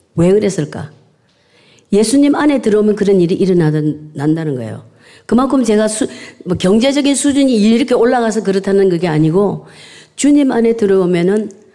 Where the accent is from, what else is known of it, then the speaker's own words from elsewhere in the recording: South Korea; now in United Kingdom; 시골에서 태어나서